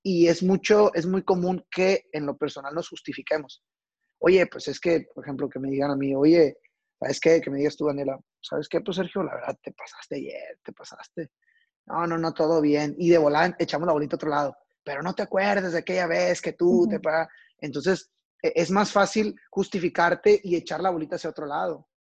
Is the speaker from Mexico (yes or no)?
yes; Culiacán, Sinaloa, Mexico; yo soy originario de la ciudad de Culiacán, Sinaloa.